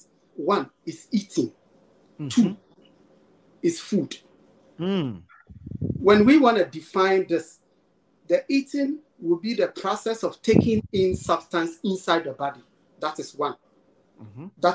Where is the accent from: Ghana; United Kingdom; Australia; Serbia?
Ghana; Where we are coming from, we come from Africa, Ghana to be precise